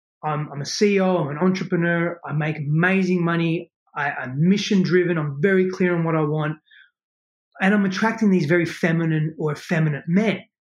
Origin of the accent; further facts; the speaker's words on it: Australia; moved away as an adult; now in United States; I moved all of my life from Australia to here.